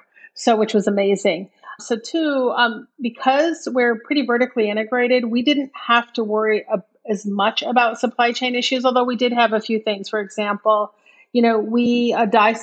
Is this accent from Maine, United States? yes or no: yes; Maine, United States; moved away as an adult; I grew up in Maine